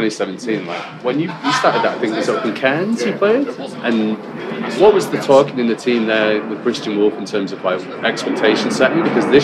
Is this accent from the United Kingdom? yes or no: yes; England, United Kingdom; as an English person